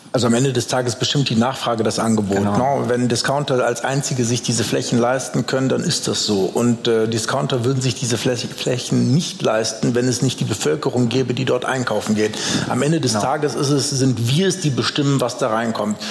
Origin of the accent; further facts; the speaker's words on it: Düsseldorf, North Rhine-Westphalia, Germany; als gebürtiger Düsseldorfer. Ich bin tatsächlich 500 Meter von hier äh, zur Welt gekommen und ungefähr 800 Meter in diese Richtung zur Schule gegangen